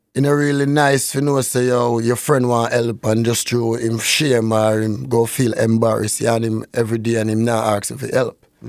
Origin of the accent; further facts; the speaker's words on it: Norwood, Saint James, Jamaica; now in Canada; I grew up in Saint James.